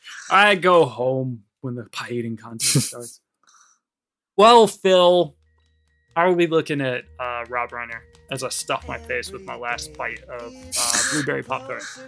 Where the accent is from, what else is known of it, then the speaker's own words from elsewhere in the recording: United States; now in United Kingdom; in America, like especially in my hometown